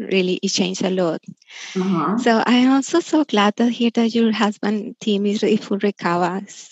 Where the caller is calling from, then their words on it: Australia; I'm calling from Australia